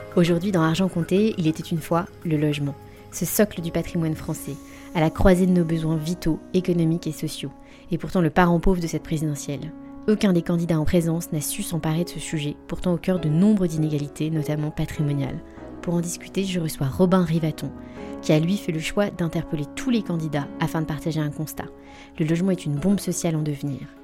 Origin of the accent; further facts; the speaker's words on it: Limoges, Nouvelle-Aquitaine, France; je viens de Limoges, on sortait tous les week-ends aller voir mes grands-parents qui vivent dans un village, je sais pas, à 10 km de Limoges